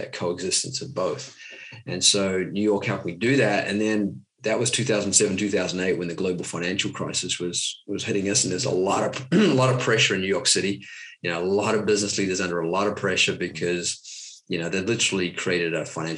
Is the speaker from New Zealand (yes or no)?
yes; New Zealand; I grew up in New Zealand, typical New Zealand lifestyle, rugby, running